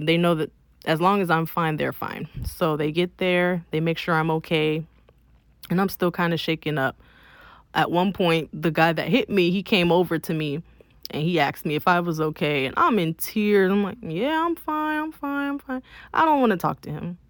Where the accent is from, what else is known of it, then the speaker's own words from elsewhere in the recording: Miami, Florida, United States; I'm from Miami, not Broward